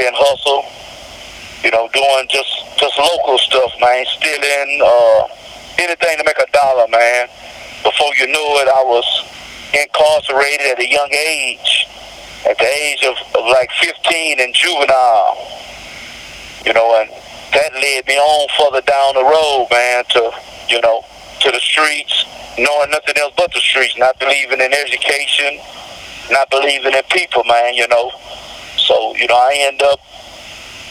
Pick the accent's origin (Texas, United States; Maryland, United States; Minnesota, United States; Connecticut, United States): Texas, United States; Houston; I'm from Houston, Texas, Southside.